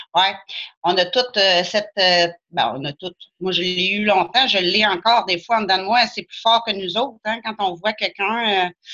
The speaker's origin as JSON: {"language": "French", "town": "Saint-Gédéon-de-Beauce", "region": "Quebec", "country": "Canada", "said": "J'ai de la Beauce. Je suis à Saint-Gédéon."}